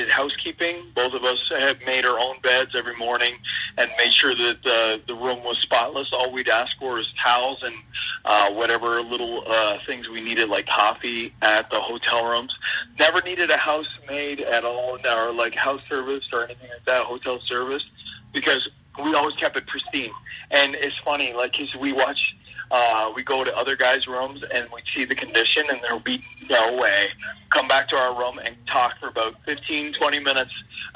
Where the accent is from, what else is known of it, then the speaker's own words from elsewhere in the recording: Nova Scotia, Canada; that's the East Coast where I'm from